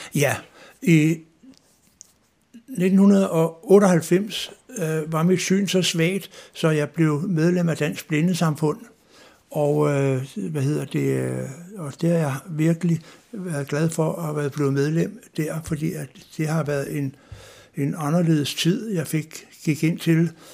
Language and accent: Danish; Klippinge, Zealand, Denmark; jeg er vokset op på Stævns i en by, der hedder Klippinge